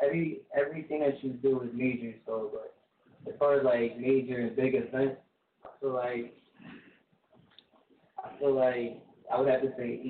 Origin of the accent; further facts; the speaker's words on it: New Jersey, United States; also born or lived in Philadelphia, Pennsylvania; born in Philly, raised in Jersey.